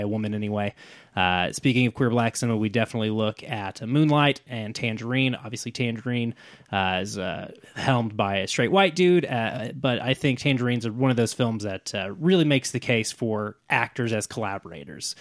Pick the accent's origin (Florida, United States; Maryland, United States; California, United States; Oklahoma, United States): Oklahoma, United States; Oklahoma City; growing up in Oklahoma City suburbs